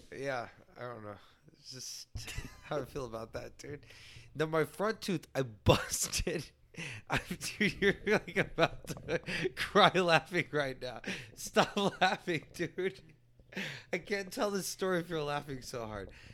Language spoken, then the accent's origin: English; San Antonio, Texas, United States; also born or lived in Leon Valley, Texas; far west side, real far west side